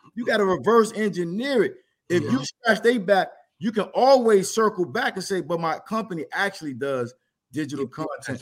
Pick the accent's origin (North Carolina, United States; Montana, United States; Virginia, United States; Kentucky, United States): Virginia, United States; Norfolk; I'm from Norfolk